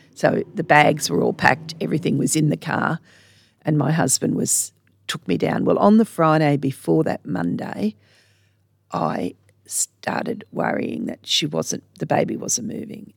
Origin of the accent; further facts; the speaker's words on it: Sydney, New South Wales, Australia; now in Charters Towers, Australia; I grew up in Sydney